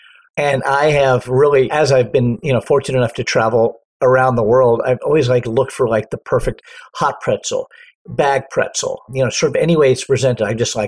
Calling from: Los Angeles, California, United States; I am in sunny Southern California. To be exact, I am probably about 3 miles from the beach and Los Angeles International Airport in a little area called Westchester.

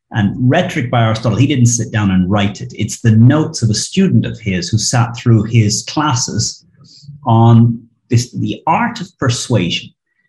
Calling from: Barcelona, Catalonia, Spain; I'm here in Barcelona.

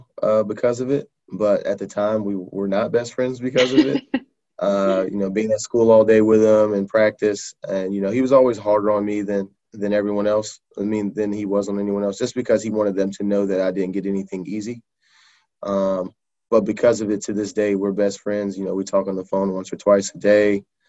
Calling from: Cary, North Carolina, United States; I am calling in from Cary, North Carolina.

